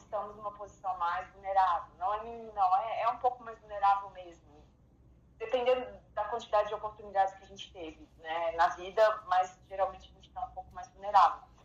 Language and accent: Portuguese; Belo Horizonte, Minas Gerais, Brazil; eu sou mineirinha também, de BH